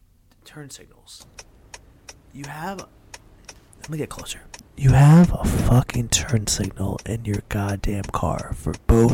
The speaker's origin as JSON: {"language": "English", "region": "New Jersey", "country": "United States", "said": "We're from Jersey."}